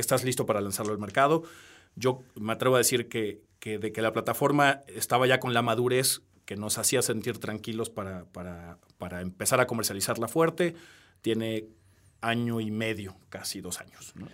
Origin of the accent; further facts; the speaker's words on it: Peru; now in Mexico; soy peruano, nací en Perú